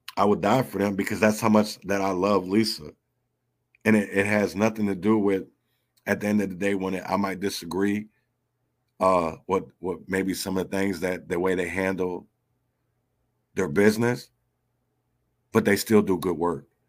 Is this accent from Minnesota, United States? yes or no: yes; Minneapolis, Minnesota, United States; I grew up in North Minneapolis